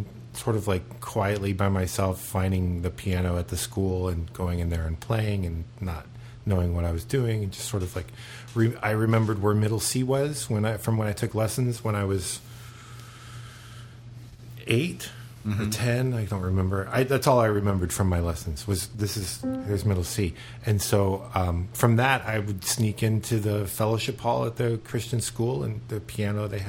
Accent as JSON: {"language": "English", "region": "Florida", "country": "United States", "tie": "born or raised there", "also_born_or_lived": "Charleston, South Carolina", "said": "I'm from here. I mean, I was born in Charleston, South Carolina, but we moved here when I was four, so maybe three."}